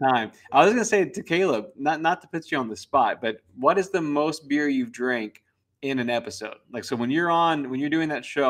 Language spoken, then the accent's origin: English; Ireland; now in United States; People assume because I'm Irish that all I drink is Guinness